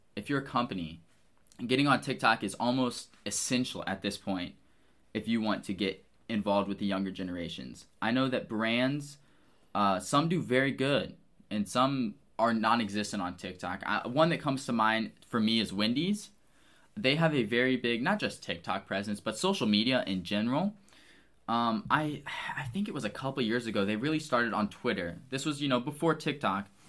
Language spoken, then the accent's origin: English; Waterloo, Illinois, United States; moved away as an adult; now in Lincoln, Nebraska, United States; I grew up in Waterloo, Illinois